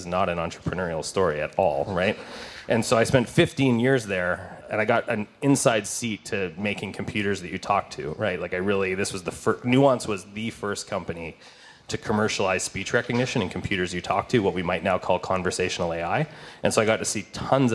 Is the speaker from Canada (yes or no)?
yes; Manitoba, Canada; moved away as an adult; I'm from Manitoba. I've been here like 17 years, but I went to school out there.